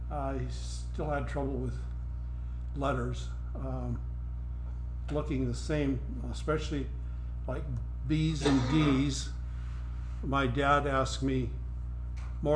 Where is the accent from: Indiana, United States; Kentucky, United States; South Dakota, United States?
South Dakota, United States; Pollock; also born or lived in Bismarck, North Dakota; I was born in Bismarck, North Dakota, but except for the time in the hospital, I never lived in North Dakota. I lived in Pollock, South Dakota